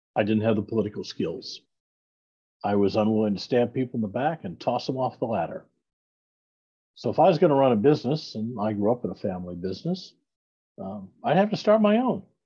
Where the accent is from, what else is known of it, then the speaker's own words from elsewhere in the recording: Iowa City, Iowa, United States; I'm a Midwestern boy. I grew up in Iowa, uh, born in Iowa City, Iowa